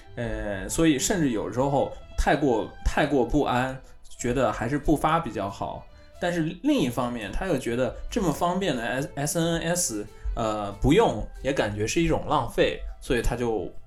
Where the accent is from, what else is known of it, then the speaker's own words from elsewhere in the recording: China; also born or lived in Sapporo, Japan; now in Tokyo, Japan; 像我中国人在在日本工作嘛